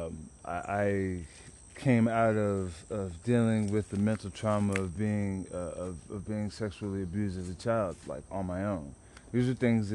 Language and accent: English; Dallas, Texas, United States; also born or lived in San Antonio; I grew up in South Dallas, particularly South Oak Cliff back in the day, early 90s